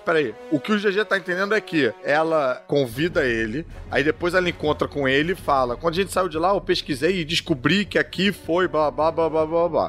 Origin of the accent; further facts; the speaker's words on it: Brazil; eu sou brasileiro também